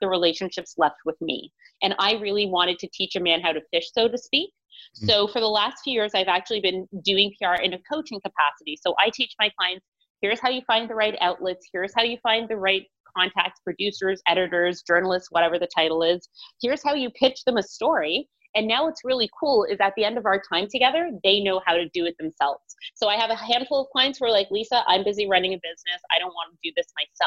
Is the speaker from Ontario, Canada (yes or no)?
yes; Toronto, Ontario, Canada; I'm from Toronto, Ontario